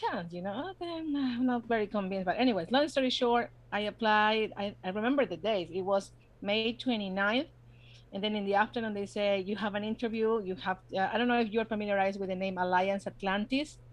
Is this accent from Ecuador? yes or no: yes; Ecuador; English is a second language; moved away as an adult; also born or lived in New Jersey; now in United States; I was born in the States. Family reasons, I was brought to Ecuador when I grew up. And then in 2006, I came back.